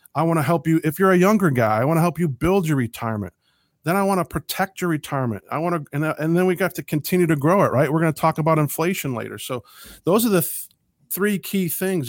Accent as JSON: {"language": "English", "country": "United States"}